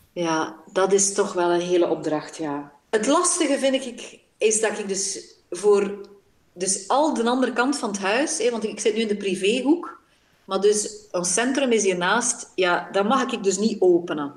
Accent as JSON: {"language": "Dutch", "country": "Belgium", "tie": "born or raised there"}